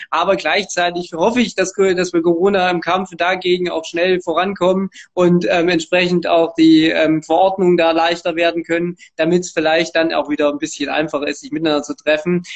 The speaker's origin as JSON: {"language": "German", "town": "Erfurt", "region": "Thuringia", "country": "Germany", "tie": "born or raised there", "also_born_or_lived": "Gera", "said": "Ich bin in Gera geboren, allerdings in Erfurt aufgewachsen, hier auch zur Schule gegangen"}